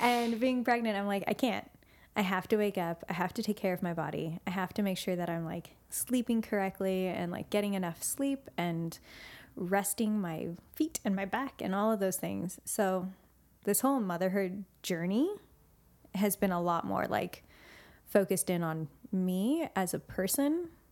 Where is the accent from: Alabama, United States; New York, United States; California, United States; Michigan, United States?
California, United States; Santa Cruz; I loved growing up in Santa Cruz